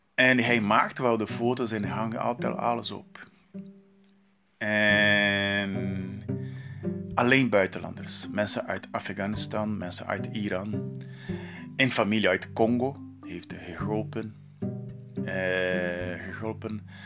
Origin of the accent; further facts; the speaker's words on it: Brazil; Dutch is a second language; moved away as an adult; now in Netherlands; ik kom uit Brazilië